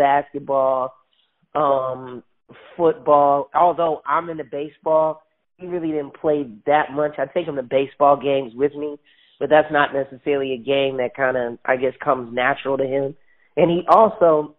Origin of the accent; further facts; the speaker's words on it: Chicago, Illinois, United States; moved away; I initially got into the entertainment business at around 6 or 7 years old in my hometown of Chicago, Illinois